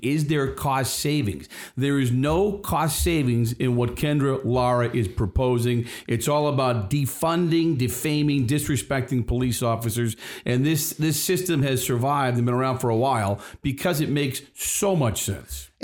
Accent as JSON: {"language": "English", "town": "Boston", "region": "Massachusetts", "country": "United States", "tie": "born or raised there", "said": "We are from Boston. We grew up in the city"}